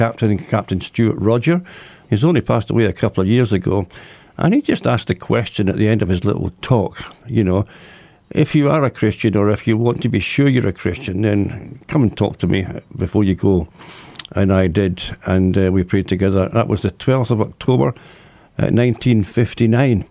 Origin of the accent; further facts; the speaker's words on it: Ayr, Scotland, United Kingdom; also born or lived in Glasgow; my parents moved down to the coastal town of Ayr, which was a much healthier place. And that's where I spent my childhood